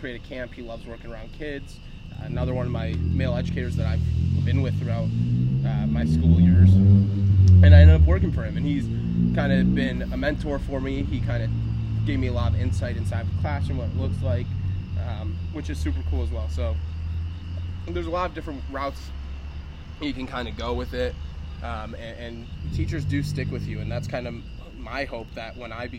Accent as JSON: {"language": "English", "town": "Chicago", "region": "Illinois", "country": "United States", "said": "we're from the Chicagoland area."}